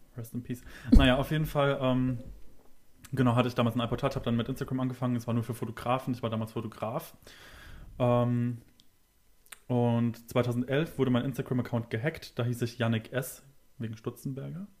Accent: Kaiserslautern, Rhineland-Palatinate, Germany; now in Berlin, Germany; ich komme aus Berlin ursprünglich aus Kaiserslautern

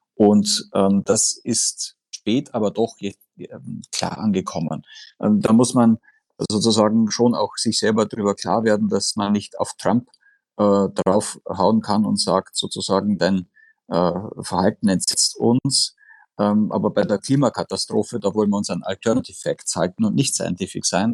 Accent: Austria; accent: Austrian; ich bin Österreicher, wie man in meiner Aussprache durchaus äh, äh, hören kann

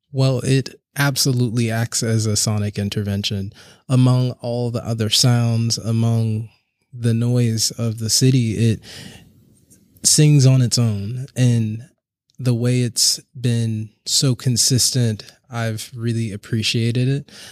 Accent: Charleston, South Carolina, United States; now in Brooklyn, United States; I'm originally from Charleston, South Carolina, and I currently live and work in Brooklyn, New York.

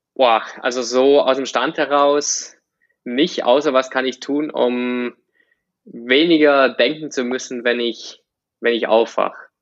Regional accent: Germany; ich bin auf dem Dorf aufgewachsen.

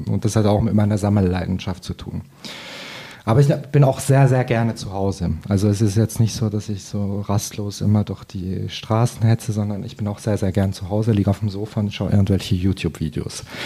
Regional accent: Fribourg, Switzerland; moved away as an adult; also born or lived in Paris; aufgewachsen in Fribourg und bin dann auch da auf dem Land äh, auf Deutsch zur Schule gegangen und bin eigentlich zweisprachig aufgewachsen

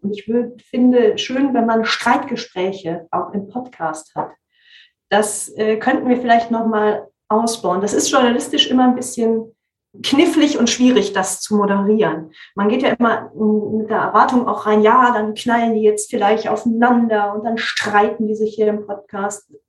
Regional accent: West Germany, Germany; Ich komme ja aus Westdeutschland

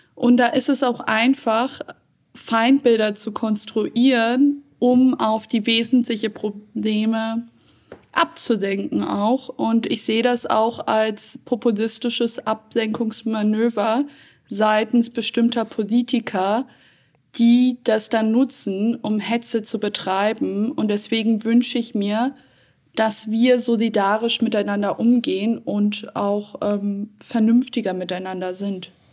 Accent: Germany; In erster Linie sehe ich mich als Deutsche, da ich in Deutschland geboren und aufgewachsen bin

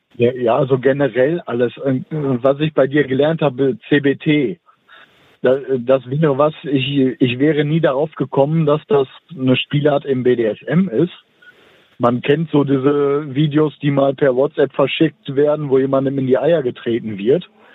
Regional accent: Dortmund, North Rhine-Westphalia, Germany; moved away; Das ist also meine Heimatstadt, auch wenn ich nicht mehr da wohne

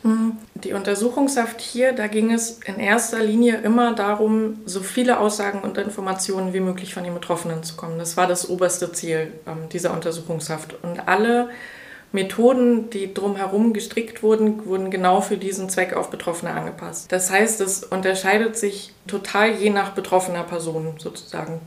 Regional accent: Mecklenburg-Vorpommern, Germany; Ich komme aus Mecklenburg-Vorpommern, bin hier aufgewachsen

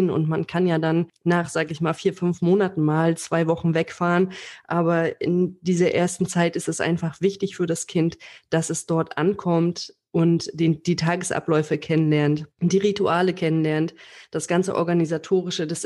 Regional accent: Baltic coast, Germany; ich habe nämlich dann den Fehler gemacht, dass ich immer wieder in meine Heimat gefahren bin, an die Ostsee

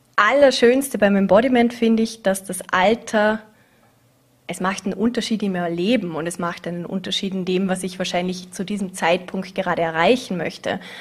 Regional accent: Vorarlberg, Austria; also born or lived in Vienna / Scotland; meine Jugend hier in Vorarlberg

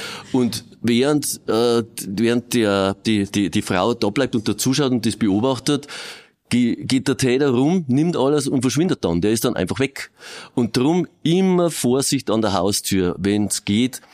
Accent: Regensburg, Bavaria, Germany; ich bin da geboren, groß geworden

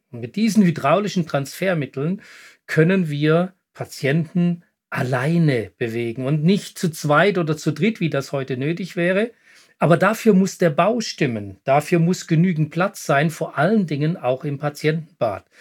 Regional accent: Switzerland; hier bei uns in der Schweiz

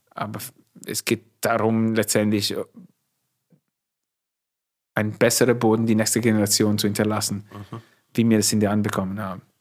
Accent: Emilia-Romagna, Italy; accent: Italian; German is a second language; moved away as an adult; also born or lived in Turin, Italy / California, United States; now in Forst, Germany; ich komme aus Norditalien, ist anders wie in Süditalien.

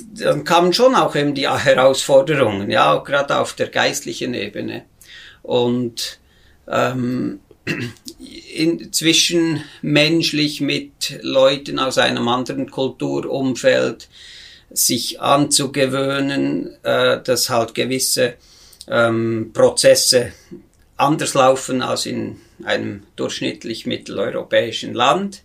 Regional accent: near Bern, Switzerland; moved away as an adult; ich bin natürlich aus sehr bürgerlichem Haus in, im Zentrum der Schweiz, in der Nähe von Bern, da bin ich aufgewachsen

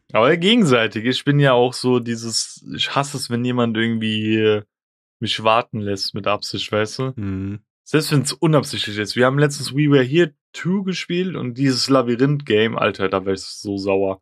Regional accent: Germany; ich bin Deutscher, ich bin in Deutschland geboren

